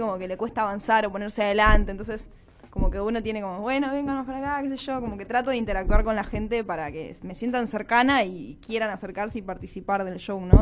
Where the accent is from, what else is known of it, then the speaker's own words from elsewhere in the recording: Mar del Plata, Buenos Aires Province, Argentina; moved away as an adult; yo soy de Mar del Plata, me vine a vivir acá hace cinco años.